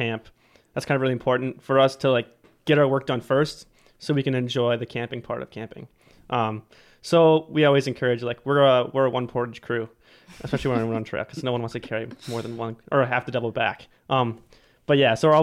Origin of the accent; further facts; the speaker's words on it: Duluth, Minnesota, United States; I was born and raised in Duluth, Minnesota